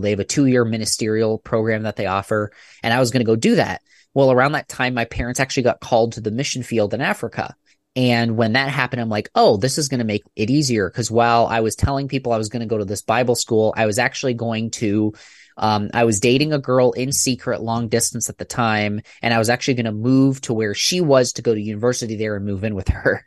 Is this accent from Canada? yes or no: yes; about an hour and a half east of Toronto, Ontario, Canada; now in Michigan, United States; I was born and raised in Canada